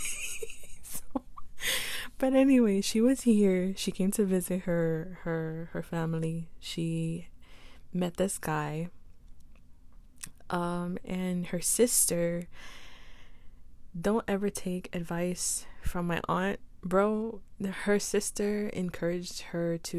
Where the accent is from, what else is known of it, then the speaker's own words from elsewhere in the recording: New York City, New York, United States; I say Queens, New York, I say my mom is Guatemalan and my dad is Puerto Rican